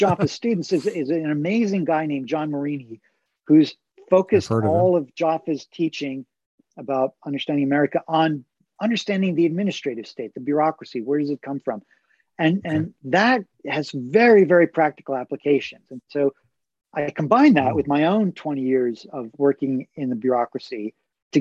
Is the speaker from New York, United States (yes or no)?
yes; Long Island, New York, United States; I grew up on Long Island